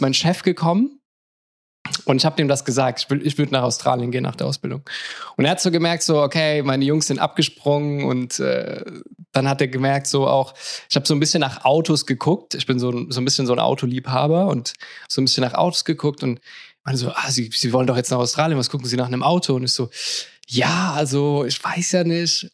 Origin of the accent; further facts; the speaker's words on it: Mannheim, Baden-Württemberg, Germany; moved away as an adult; now in Lisbon, Portugal; ich komme ursprünglich aus Mannheim, bin mittlerweile nach Lissabon gezogen